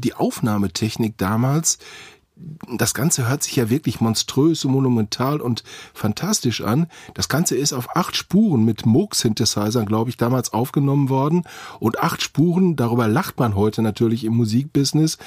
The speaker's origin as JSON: {"language": "German", "town": "Witten", "region": "North Rhine-Westphalia", "country": "Germany", "tie": "born or raised there", "said": "in Witten, meine Heimatstadt"}